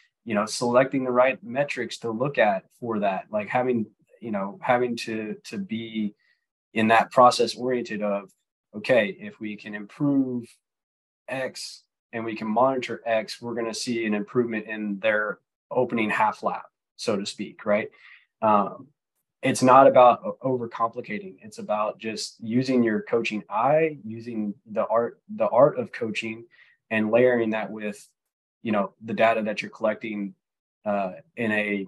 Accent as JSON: {"language": "English", "region": "Mississippi", "country": "United States", "said": "So I'm originally from Mississippi. The accent is a little bit gone because I haven't been there and lived there in a while, but you know, I'm from Mississippi."}